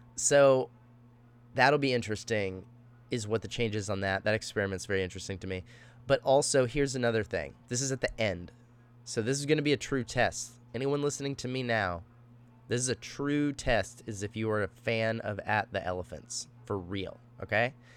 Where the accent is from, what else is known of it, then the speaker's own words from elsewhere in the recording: Austin, Texas, United States; moved away as an adult; also born or lived in Dallas, Texas; now in Los Angeles, United States; I'm originally from Dallas, Texas. I moved to Austin, um, when I was fairly young. And, uh, you know, mostly grew up there